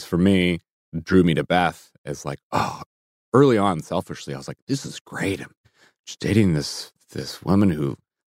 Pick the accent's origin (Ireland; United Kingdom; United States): United Kingdom; England; born there; Singapore, back to England, where I was born.